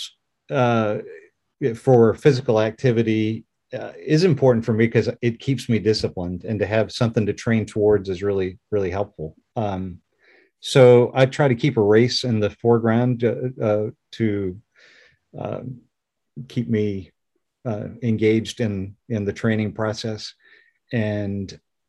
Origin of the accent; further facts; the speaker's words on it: Orange, Virginia, United States; I grew up in Orange, Virginia, which is a very rural place